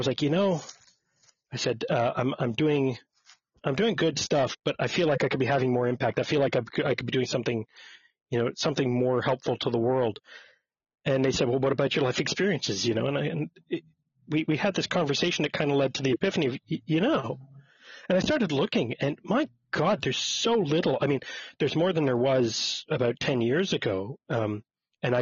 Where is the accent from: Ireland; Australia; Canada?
Canada; Montreal, Quebec; I was born and raised in Montreal, Quebec, Canada.